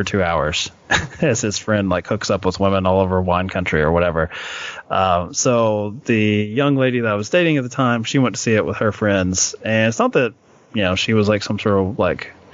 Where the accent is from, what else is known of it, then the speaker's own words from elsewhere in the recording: Kentucky, United States; I'm from Kentucky